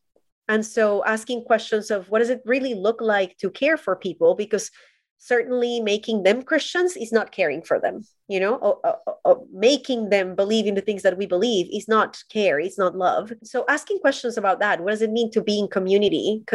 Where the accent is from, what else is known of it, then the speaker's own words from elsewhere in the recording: Colombia; I am Colombian. I was born and raised in Colombia